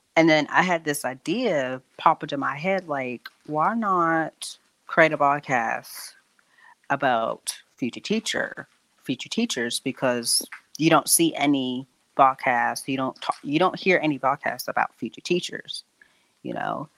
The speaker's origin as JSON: {"language": "English", "town": "Durham", "region": "North Carolina", "country": "United States", "tie": "born or raised there", "said": "I live in Durham, North Carolina, uh, born and raised in Durham, actually"}